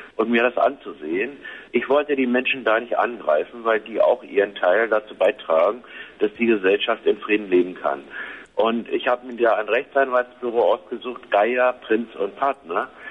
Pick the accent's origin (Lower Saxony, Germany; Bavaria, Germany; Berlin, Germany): Berlin, Germany; meine Geburtsstadt Berlin